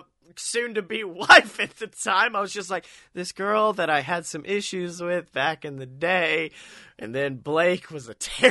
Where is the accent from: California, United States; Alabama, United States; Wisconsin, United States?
Alabama, United States; Oxford; First time he's ever came to my hometown of Oxford.